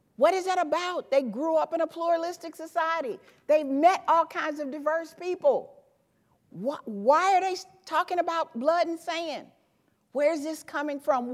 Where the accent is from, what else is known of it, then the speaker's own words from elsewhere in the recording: Memphis, Tennessee, United States; I grew up in Memphis, Tennessee